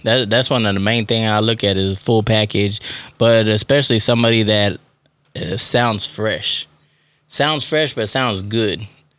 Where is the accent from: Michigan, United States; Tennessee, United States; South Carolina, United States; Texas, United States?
Texas, United States; I'm from Texas.